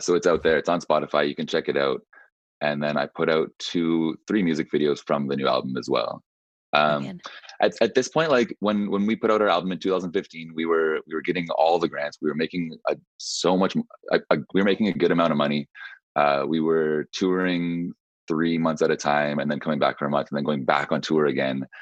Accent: Whistler, British Columbia, Canada; born or raised there; also born or lived in Nova Scotia

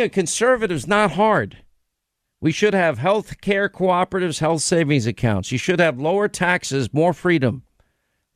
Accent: New York, United States; I'm from New York

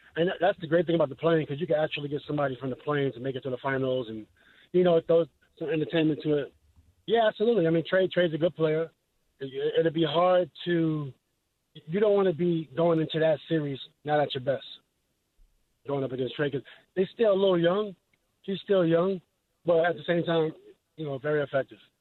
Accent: New York City, New York, United States; I'm from New York City

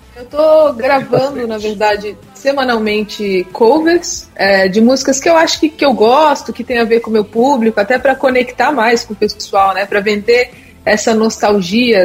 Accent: Brasília, Federal District, Brazil; now in São Paulo, Brazil; eu moro em São Paulo, mas sou de Brasília

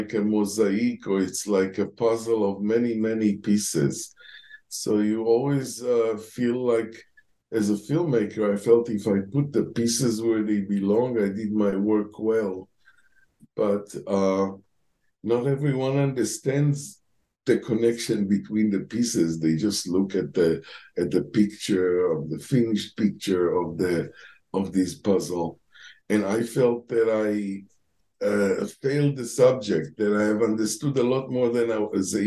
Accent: Tel Aviv, Tel Aviv District, Israel; moved away as an adult; also born or lived in Germany; I was born in Tel Aviv in the mid-50s, and that's where I grew up

